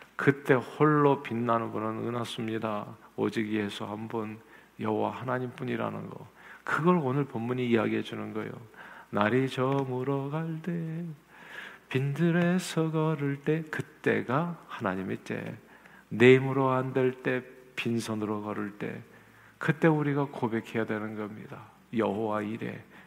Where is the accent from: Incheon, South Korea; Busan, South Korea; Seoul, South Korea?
Seoul, South Korea; moved away; 서울에서 태어난 저는